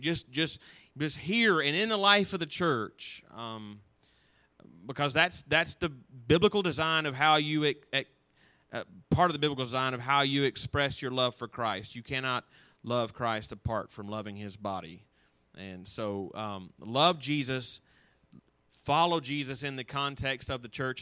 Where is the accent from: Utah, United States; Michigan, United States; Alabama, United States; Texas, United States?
Alabama, United States; North; also born or lived in Auburn, Alabama; I grew up in North Alabama, and I came to Auburn